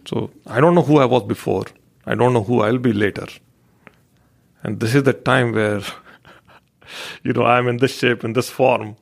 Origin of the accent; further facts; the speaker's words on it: India; growing up in India